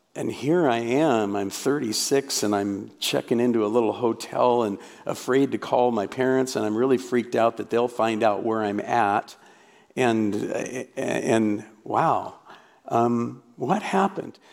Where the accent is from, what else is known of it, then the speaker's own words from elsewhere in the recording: Portland, Oregon, United States; also born or lived in North Carolina; I grew up in Portland, Oregon